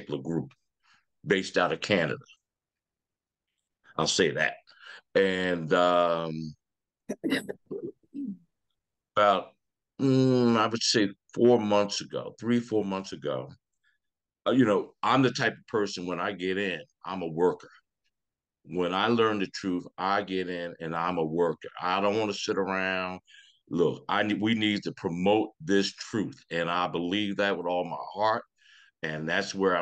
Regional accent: Philadelphia, Pennsylvania, United States; I'm from Philadelphia, Pennsylvania

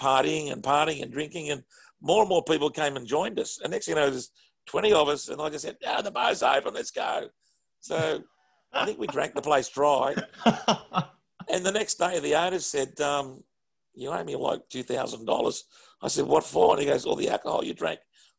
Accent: Australia; we looked after each other when we were away, as Australian people do.

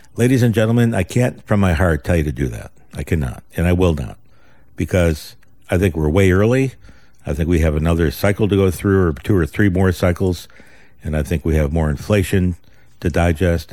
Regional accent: United States; We're Americans

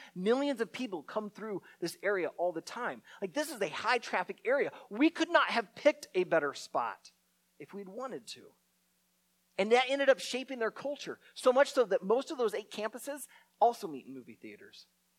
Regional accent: Naperville, Illinois, United States; My wife and I grew up in Naperville, a western suburb of Chicago.

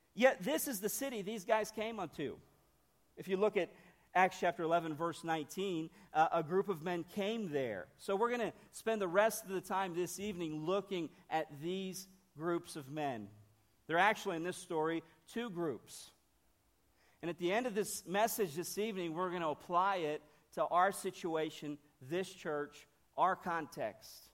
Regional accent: Northern Ohio, United States; moved away; also born or lived in Brazil / Nashville, Tennessee; I'm, I'm from Ohio, okay? Northern Ohio

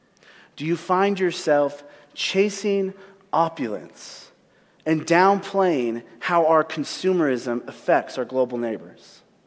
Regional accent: United States; as American Christians

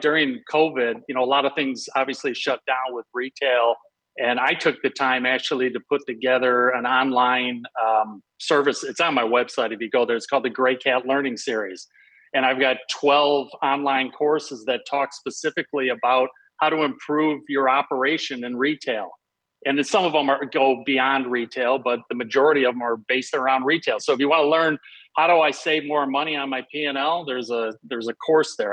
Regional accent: Detroit, Michigan, United States; moved away as an adult; also born or lived in Chicago; I grew up in Detroit, so I grew up with Little Caesars.

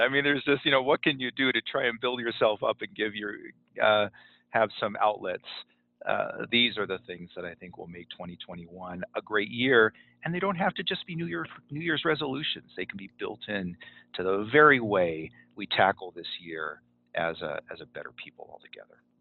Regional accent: Southern California, United States; moved away as an adult; now in Salt Lake City area, United States; I'm originally from Southern California

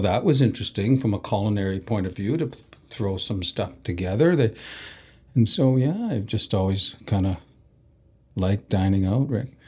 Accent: Canada; we're from, you know, we're just Canadian

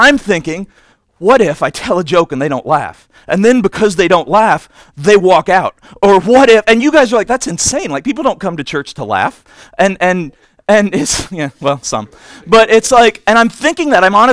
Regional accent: Indiana, United States; I'm from Indiana

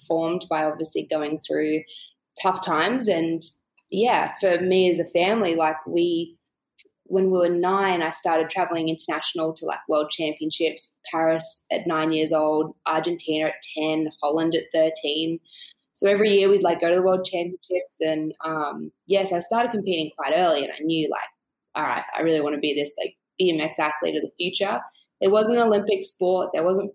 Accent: Canberra, Australian Capital Territory, Australia; moved away; also born or lived in California; I grew up in a small town called Canberra.

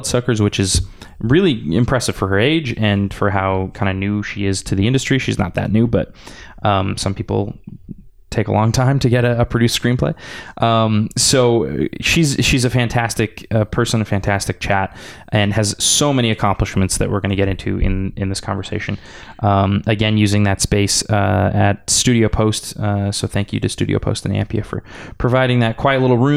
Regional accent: Edmonton, Alberta, Canada; I was born in the Grey Nuns

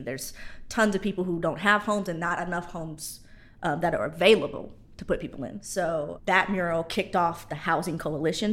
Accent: Indiana, United States; also born or lived in Georgia; now in Louisiana, United States; I'm from Indiana

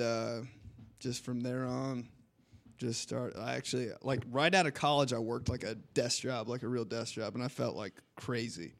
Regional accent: Indianapolis, Indiana, United States; also born or lived in Michigan; So we all moved here when I was four years old and from there on, I've just been an indie kid, Southside kid

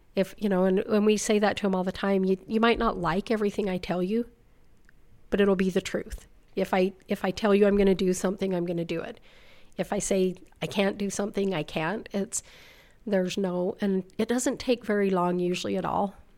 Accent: South Weber, Utah, United States; I grew up in South Weber, lived there my whole life, fifty-five years.

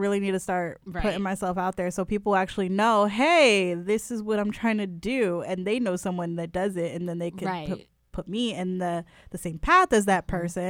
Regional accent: New Haven, Connecticut, United States; Look, I'm from New Haven. That shit ingrained in me.

